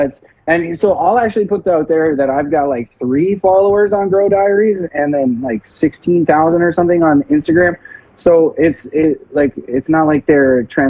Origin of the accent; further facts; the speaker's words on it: Whistler, British Columbia, Canada; I grew up in Whistler, though.